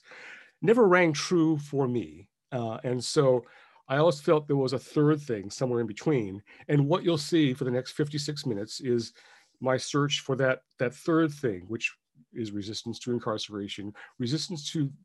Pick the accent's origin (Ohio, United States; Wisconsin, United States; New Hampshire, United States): Ohio, United States; Cleveland; now in Seattle, United States; I'm in Seattle now, speaking to you, but I'm really a child of the Midwest. I was born in Cleveland, Ohio, 1951. My father got out of Heart Mountain and we settled there